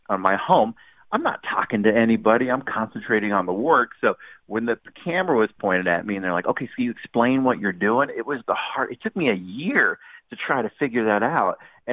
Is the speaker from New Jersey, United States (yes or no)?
no; Orange County, California, United States; I'm from Orange County